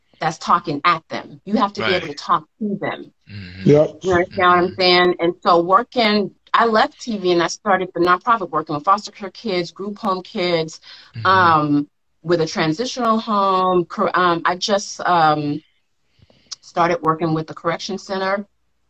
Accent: Los Angeles, California, United States; I'm from South Central

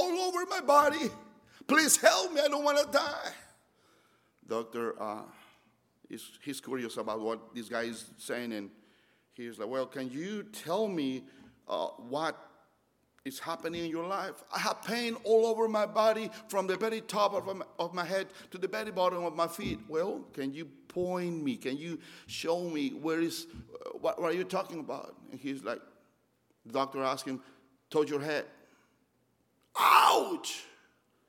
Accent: Mexico; moved away as an adult; now in Roanoke, United States; I'm from Mexico. I moved 15 years ago

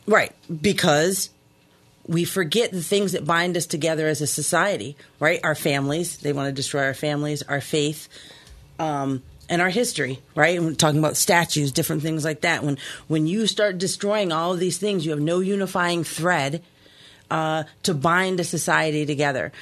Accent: Key West, Florida, United States; moved away; I grew up in Key West, Florida, um, little Cuba

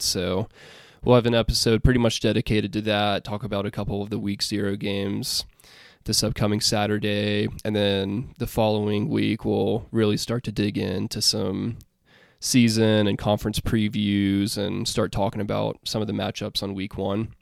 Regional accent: Alabama, United States; I am from Alabama

